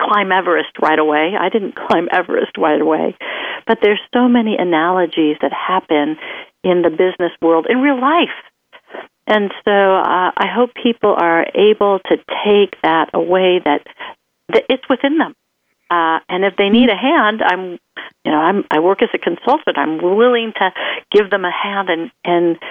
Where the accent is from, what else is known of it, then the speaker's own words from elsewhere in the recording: Midwest, United States; I came from the Midwest.